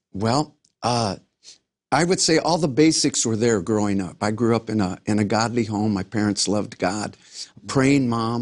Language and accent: English; Los Angeles, California, United States; I grew up in South Central Los Angeles